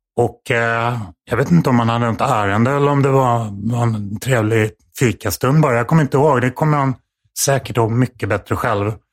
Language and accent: Swedish; Stockholm, Stockholm County, Sweden; Här i Stockholm, utanför eh, i Farsta.